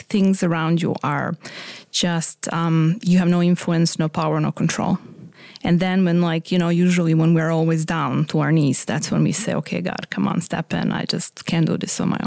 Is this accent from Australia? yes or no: no; Croatia; moved away; I'm from Croatia, but I was born in Yugoslavia